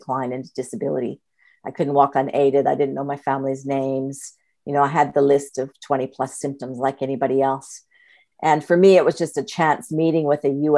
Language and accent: English; Canada; moved away as an adult; now in Australia; I'm Canadian born, but I've been in Australia for 4 years